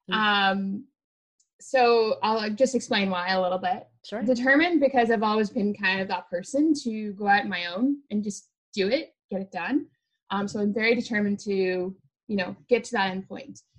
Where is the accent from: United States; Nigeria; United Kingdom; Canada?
United Kingdom; Northern Ireland; So the first color is green because I'm originally from Northern Ireland.